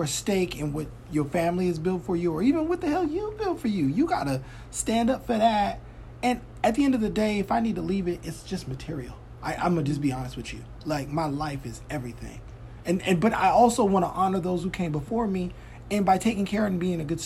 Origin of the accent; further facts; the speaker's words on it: Mississippi, United States; now in California, United States; I'm from Mississippi